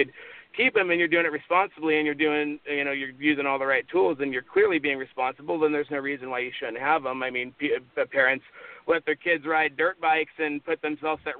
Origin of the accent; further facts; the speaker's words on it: Las Vegas, Nevada, United States; moved away; I grew up in Las Vegas, Nevada